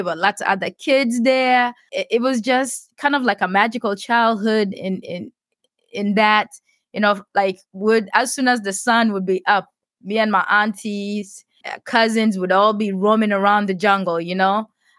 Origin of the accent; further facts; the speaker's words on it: South Sudan; In my head, as a kid growing up in South Sudan and seeing all my, like, most of my childhood friends dying from, you know, like, easily treatable diseases like cholera and typhoid fever and stuff.